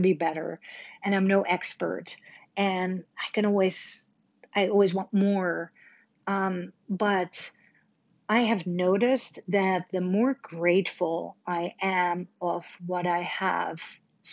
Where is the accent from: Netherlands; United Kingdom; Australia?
Netherlands; now in Dallas, United States; I was born and raised in Holland